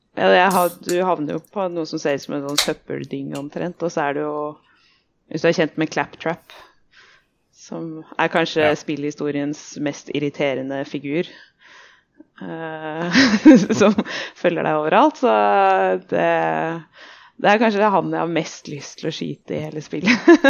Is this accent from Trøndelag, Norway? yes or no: no; Lørenskog, Akershus, Norway; Jeg er fra Lørenskog